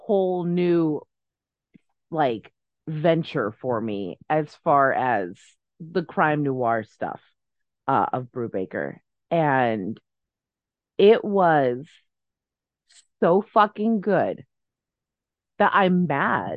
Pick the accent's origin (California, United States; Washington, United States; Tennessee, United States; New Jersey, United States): California, United States; Southern; when you are a Southern Californian child